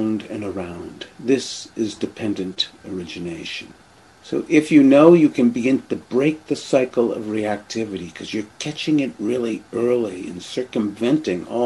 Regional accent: Boston, Massachusetts, United States; moved away; I grew up in the Boston area

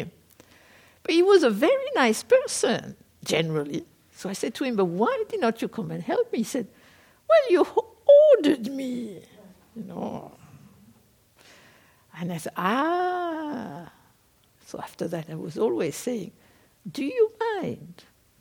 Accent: France; moved away as an adult; also born or lived in South Korea / England; I am a French person. I was born in France. I lived there for up to the age of 22. Then I was in Korea for 10 years. And then I went to live in England.

